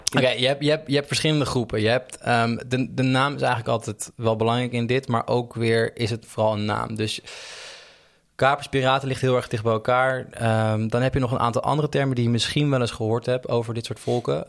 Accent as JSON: {"language": "Dutch", "town": "Almere", "region": "Flevoland", "country": "Netherlands", "tie": "born or raised there", "said": "in Almere buiten, vlakbij waar ik opgroeide"}